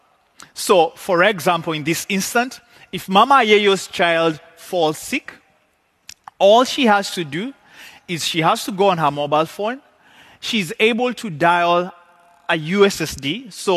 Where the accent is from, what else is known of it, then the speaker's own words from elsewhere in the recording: Kenya; I come from Kenya